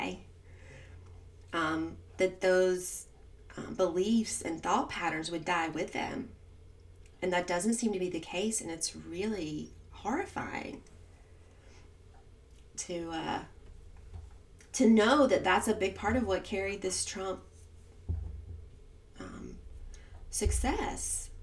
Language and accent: English; South Carolina, United States; I'm from South Carolina